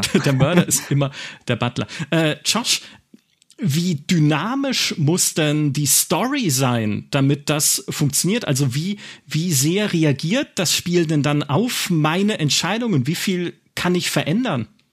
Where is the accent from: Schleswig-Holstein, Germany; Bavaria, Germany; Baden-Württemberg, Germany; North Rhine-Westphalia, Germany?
Baden-Württemberg, Germany; Black Forest; im Schwarzwald spielt, in meiner Heimat